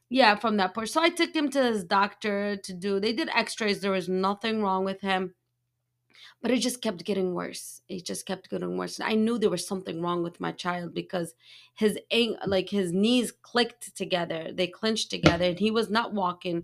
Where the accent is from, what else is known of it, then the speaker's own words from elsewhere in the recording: Yemen; I'm from Yemen